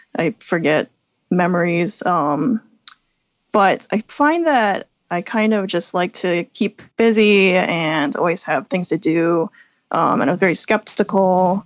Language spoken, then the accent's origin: English; Midlothian, Virginia, United States; I grew up in Midlothian, Virginia, which is a suburb outside Richmond